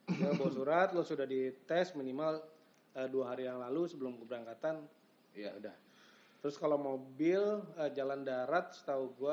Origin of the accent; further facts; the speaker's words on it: Jakarta, Indonesia; Iya, gue sih sebagai anak Jakarta saat itu juga respect